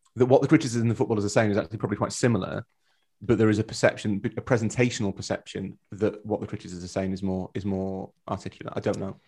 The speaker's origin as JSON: {"language": "English", "region": "Yorkshire and the Humber", "country": "United Kingdom", "said": "We're both from Yorkshire"}